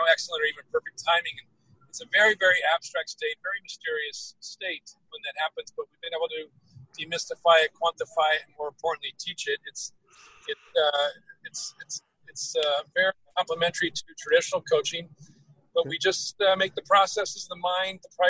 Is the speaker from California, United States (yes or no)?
yes; Greenbrae, California, United States; I grew up in Greenbrae, the hills of Greenbrae, Redwood